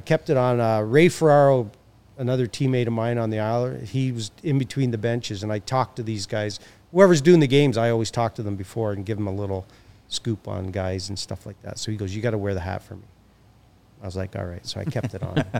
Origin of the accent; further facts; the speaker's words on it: Hamilton, Ontario, Canada; I'm from Hamilton, which is just down the street.